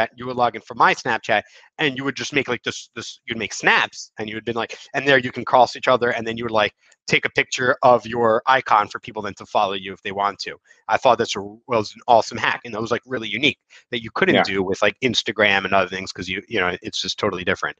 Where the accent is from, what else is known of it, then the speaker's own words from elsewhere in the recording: United States; now in Israel; we're actually American